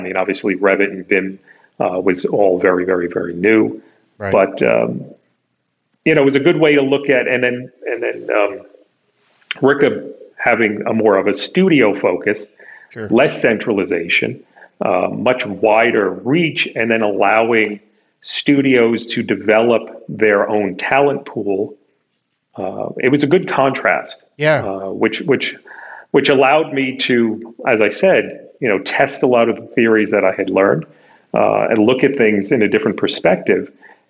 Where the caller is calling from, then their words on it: New York City, New York, United States; I'm calling you from Midtown Manhattan at my offices.